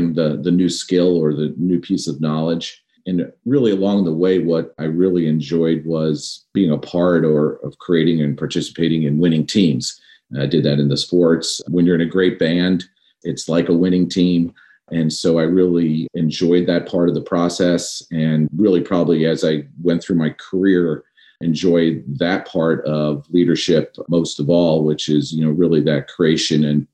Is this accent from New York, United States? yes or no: yes; New York, United States; Growing up in New York, my dad was actually in aviation his entire life